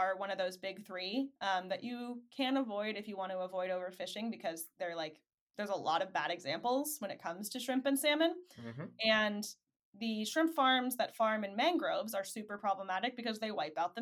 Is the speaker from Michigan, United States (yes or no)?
yes; Michigan, United States; I'm from Michigan